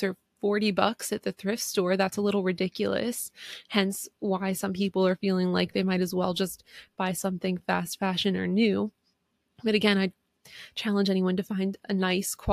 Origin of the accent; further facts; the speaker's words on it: East Coast, United States; I'm from the East Coast